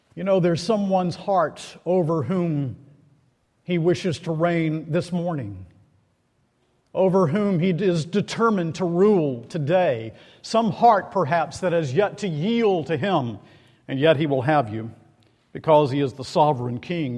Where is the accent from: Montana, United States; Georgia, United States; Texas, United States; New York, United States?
Georgia, United States; Macon; moved away; I'm from Macon, Georgia